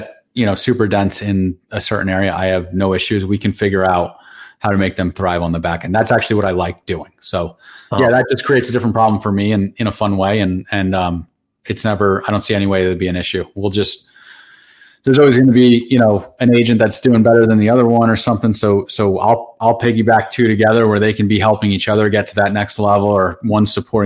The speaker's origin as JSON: {"language": "English", "town": "Randolph", "region": "New Jersey", "country": "United States", "tie": "born or raised there", "said": "I grew up in the Randolph section of Morris County"}